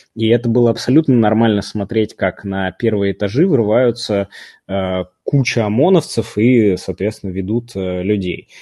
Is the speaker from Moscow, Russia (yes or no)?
yes; Moscow, Russia; Я, простите, всю жизнь там на западе Москвы живу